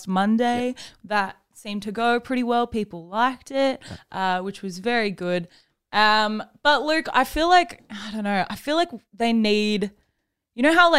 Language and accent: English; Adelaide, South Australia, Australia; moved away; I was born in Adelaide